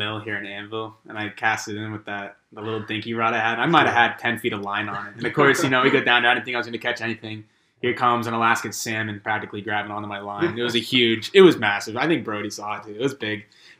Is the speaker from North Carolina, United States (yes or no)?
no; Hershey, Pennsylvania, United States; from Lebanon County, Hershey, Pennsylvania.